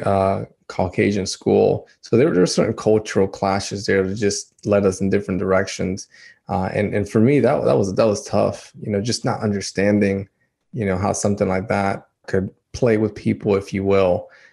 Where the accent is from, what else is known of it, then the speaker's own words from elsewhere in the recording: Dominican Republic; moved away; I'm from Dominican Republic